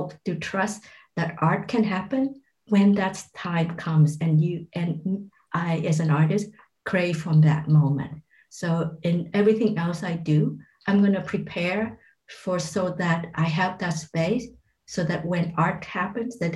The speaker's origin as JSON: {"language": "English", "country": "Vietnam", "tie": "born or raised there", "also_born_or_lived": "Malaysia", "moved": "yes", "said": "growing up in Vietnam during the war"}